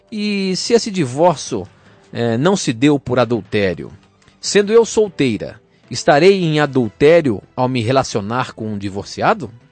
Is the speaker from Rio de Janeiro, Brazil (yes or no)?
yes; Campos, Rio de Janeiro, Brazil; Sou de Campos, no Rio de Janeiro, e não gostaria de ter meu nome revelado.